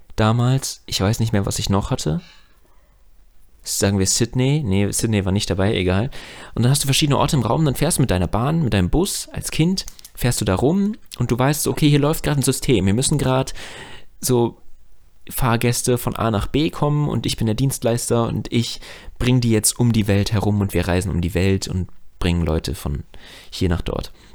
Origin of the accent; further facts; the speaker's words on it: Frankfurt am Main, Hesse, Germany; als Frankfurter